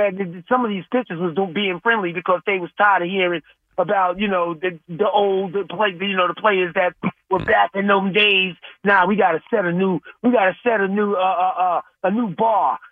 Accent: New York City, New York, United States; I'm a New Yorker

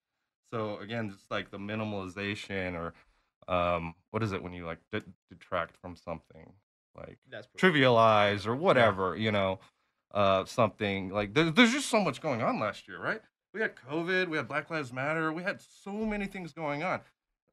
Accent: Texas, United States; the reason why I can say that is I was born and raised in Texas. I mean, I've lived 33 years of this.

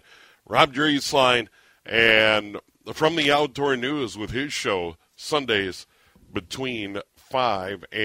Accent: St. Paul, Minnesota, United States; also born or lived in Montevideo, Minnesota / Sioux Falls, South Dakota; I was born in St. Paul once upon a time, so I know all about it, familiar with it. I'm a local

